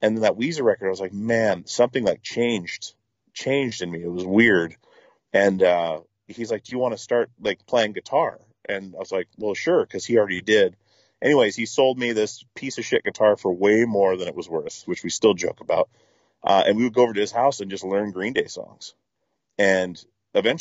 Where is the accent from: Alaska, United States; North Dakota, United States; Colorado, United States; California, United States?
Alaska, United States; Petersburg; moved away as an adult; also born or lived in Longview, Washington / Portland; I grew up in Alaska on a small island called Petersburg